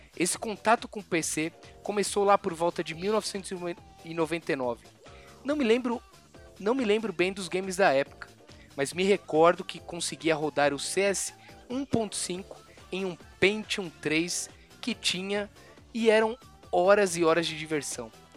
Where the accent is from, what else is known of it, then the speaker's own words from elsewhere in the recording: Brazil; a gente é, é brasileiro